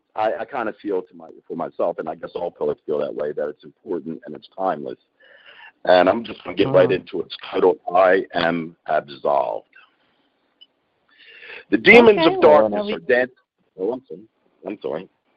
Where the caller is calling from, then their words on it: Pennsylvania, United States; I'm calling from Pennsylvania.